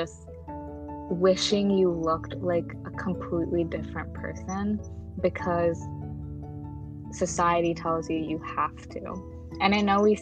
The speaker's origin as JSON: {"language": "English", "country": "United States", "tie": "born or raised there", "said": "for Shree and I, growing up in America as first generation South Asian kids"}